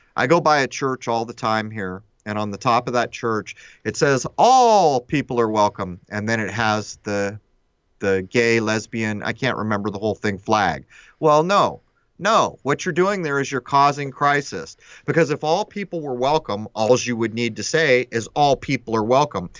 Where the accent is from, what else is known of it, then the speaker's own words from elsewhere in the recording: Southern California, United States; I grew up in Southern California